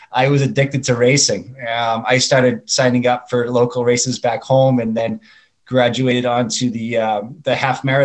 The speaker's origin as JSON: {"language": "English", "town": "Boston", "region": "Massachusetts", "country": "United States", "tie": "born or raised there", "moved": "yes", "lives_now": "Chandler, United States", "said": "I live in Chandler, Arizona. I grew up in Boston, Massachusetts."}